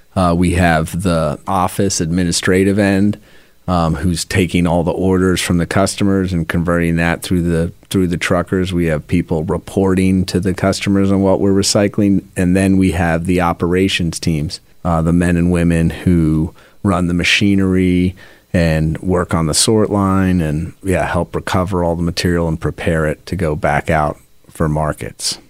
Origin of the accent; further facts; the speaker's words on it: Philadelphia, Pennsylvania, United States; also born or lived in Seattle / England; my family moved to Mount Airy section of Philadelphia when I was in fourth grade. We came from England